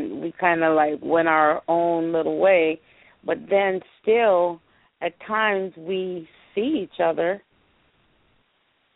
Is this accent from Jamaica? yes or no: yes; Jamaica; moved away; I'm originally from Jamaica.